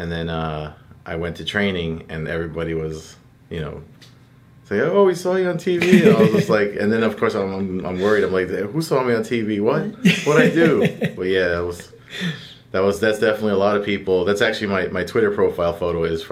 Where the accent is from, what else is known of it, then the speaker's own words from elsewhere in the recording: Perth Amboy, New Jersey, United States; the town I grew up in Perth Amboy